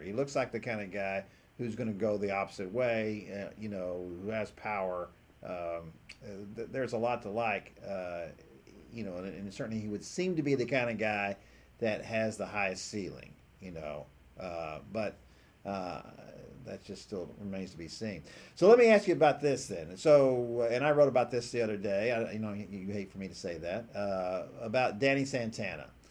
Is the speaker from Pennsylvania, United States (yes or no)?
no; Houston, Texas, United States; me growing up in Houston